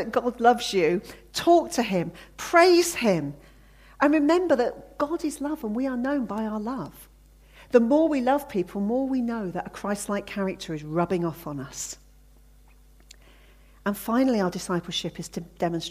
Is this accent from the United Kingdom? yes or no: yes; Hampshire, South East England, United Kingdom; I grew up in Hampshire.